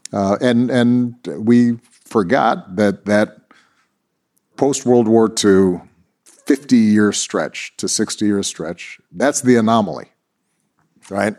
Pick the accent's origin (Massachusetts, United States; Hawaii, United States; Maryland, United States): Hawaii, United States; Honolulu; I was born in Honolulu, Hawaii